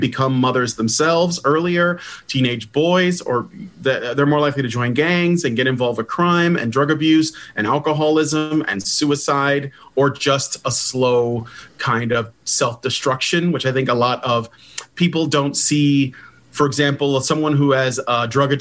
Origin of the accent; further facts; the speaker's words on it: Chicago, Illinois, United States; I grew up in Chicago in a very, very tough part of the city